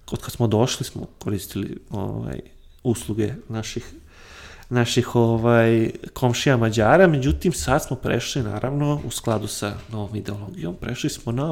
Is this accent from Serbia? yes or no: yes; Bačka, Vojvodina, Serbia; also born or lived in Banija, Croatia; now in Syrmia, Serbia; Iako sam rođen u Bačkoj, ali eto, silom prilika živim u Sremu